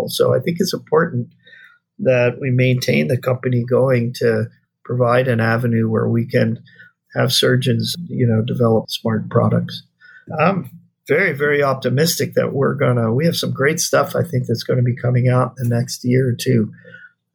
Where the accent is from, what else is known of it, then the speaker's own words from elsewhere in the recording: East Coast, United States; moved away as an adult; now in Hawaii, United States; I grew up on the East Coast, but I've been out here for 40 years